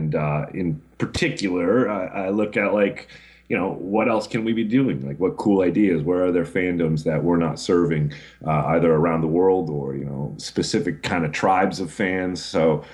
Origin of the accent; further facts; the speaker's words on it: Twin Cities, Minnesota, United States; I grew up in the Twin Cities